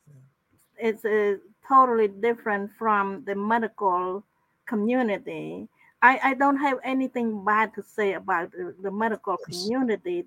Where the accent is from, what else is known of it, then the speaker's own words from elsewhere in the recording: Cambodia; moved away as an adult; also born or lived in Thailand; now in United States; my my hometown is is in the province that adjacent to Thai border.